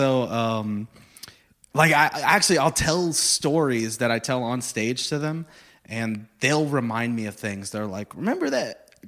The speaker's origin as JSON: {"language": "English", "town": "Corpus Christi", "region": "Texas", "country": "United States", "said": "So I'm from Corpus, you know that pretty well"}